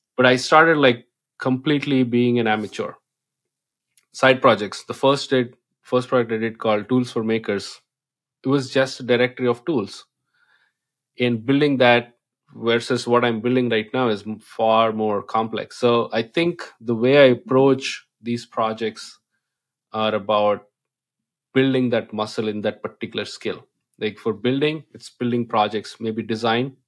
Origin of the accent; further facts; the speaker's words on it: India; English is a second language; moved away; I come from India